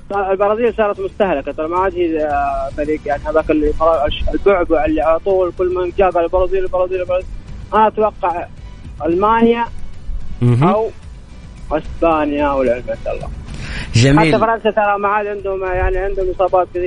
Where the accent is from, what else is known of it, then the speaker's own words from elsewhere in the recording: Saudi Arabia; احنا الان سعوديين 100% صح؟